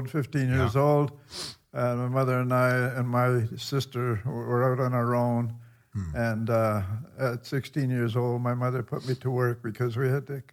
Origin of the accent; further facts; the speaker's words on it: Toronto, Ontario, Canada; And I was born in a house on Herbert Avenue, Toronto, down in the beaches area.